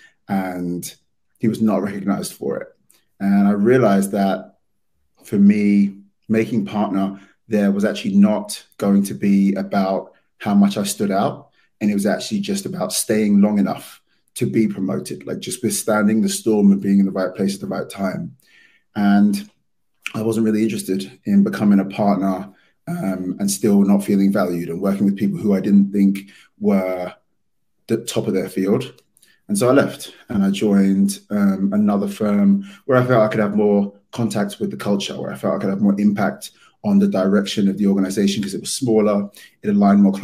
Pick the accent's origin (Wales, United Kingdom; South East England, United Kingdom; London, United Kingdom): London, United Kingdom; moved away as an adult; now in New York, United States; as you can tell from my accent, I'm from London.